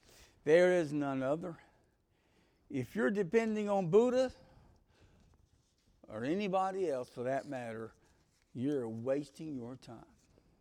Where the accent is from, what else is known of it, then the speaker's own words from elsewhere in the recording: Greensboro, North Carolina, United States; I was from Greensboro. The difference was I had graduated from Grimsley High School.